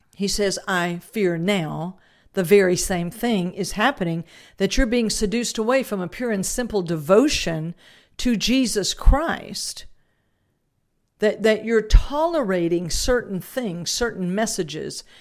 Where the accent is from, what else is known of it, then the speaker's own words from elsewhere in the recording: South Louisiana, United States; because I was raised in Louisiana, uh, that, and more South Louisiana than North